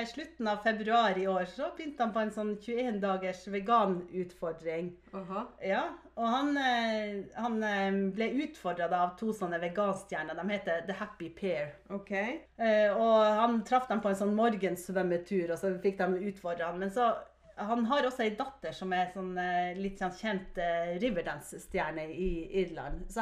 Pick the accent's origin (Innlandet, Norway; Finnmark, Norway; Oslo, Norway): Finnmark, Norway; Vi er jo fra Finnmark, og da var måsegg litt sånn stort, da.